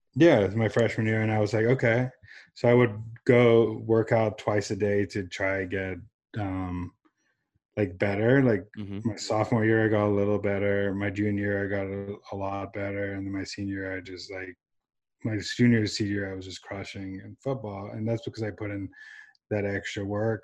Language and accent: English; San Diego, California, United States; also born or lived in Johannesburg, South Africa; I was born in South Africa um, with my and my mom immigrated us here when I was seven years old um, to San Diego, California.